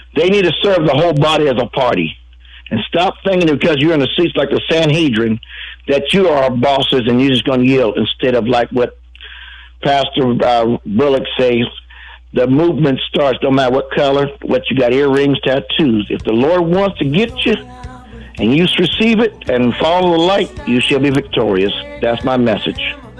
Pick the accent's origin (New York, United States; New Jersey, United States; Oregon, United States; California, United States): Oregon, United States; I'm an American. I'm an Oregonian